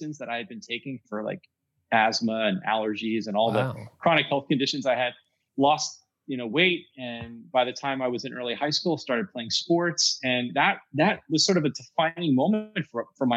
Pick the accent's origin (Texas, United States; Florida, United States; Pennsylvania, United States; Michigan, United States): Pennsylvania, United States; we're from Pennsylvania.